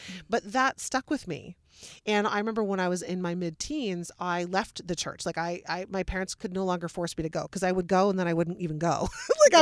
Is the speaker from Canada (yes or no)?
yes; Wellesley, Ontario, Canada; I'm from Wellesley